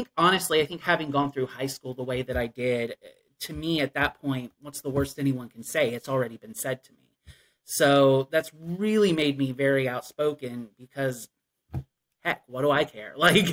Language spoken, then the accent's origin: English; Appalachia, United States; I definitely found myself missing the cultural aspects of growing up in Appalachia and in a rural area.